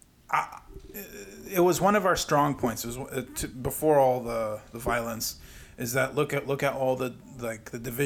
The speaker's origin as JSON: {"language": "English", "region": "Arizona", "country": "United States", "said": "we're both from Arizona"}